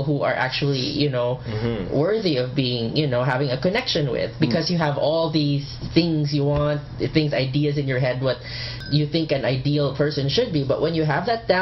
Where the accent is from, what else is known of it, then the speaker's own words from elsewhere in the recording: Philippines; now in Canada; I'm from the Philippines.